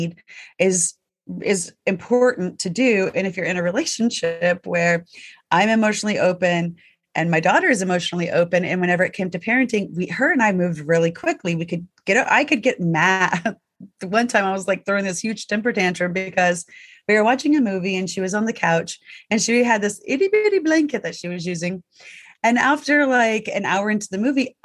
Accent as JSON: {"language": "English", "region": "the South", "country": "United States", "tie": "born or raised there", "said": "I was raised in the South. It was not uh-huh. It was yes, ma'am."}